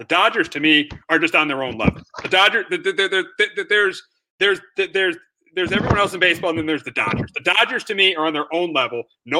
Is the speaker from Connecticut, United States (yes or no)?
yes; Southington, Connecticut, United States; I'm from Southington